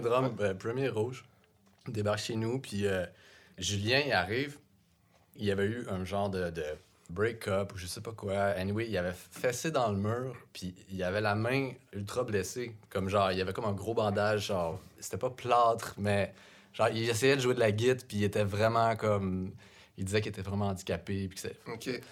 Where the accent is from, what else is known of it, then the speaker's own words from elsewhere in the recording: Saint-Lambert, Quebec, Canada; moi je viens de Saint-Lambert, donc vraiment pas punk.